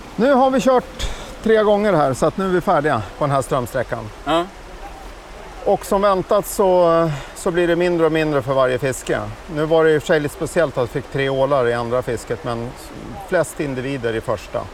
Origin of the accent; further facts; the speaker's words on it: Uppsala, Uppsala County, Sweden; när jag växte upp här i Uppsala